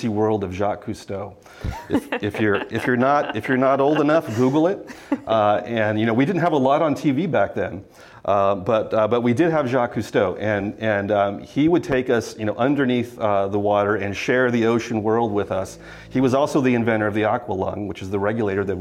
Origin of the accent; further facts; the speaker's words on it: San Diego, California, United States; I grew up in San Diego